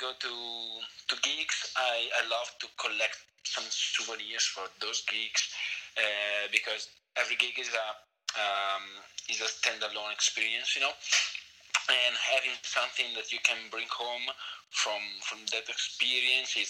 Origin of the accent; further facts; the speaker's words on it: northern Italy, Italy; English is a second language; moved away as an adult; now in Madrid, Spain; I'm from Italy, from the northern part of Italy, but I live in Madrid, Spain.